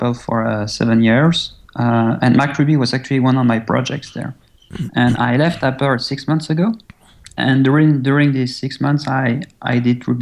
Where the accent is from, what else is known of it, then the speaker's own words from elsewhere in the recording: French-speaking Belgium, Wallonia, Belgium; English is a second language; I was born in Belgium. Actually, I was born in the French-speaking side of Belgium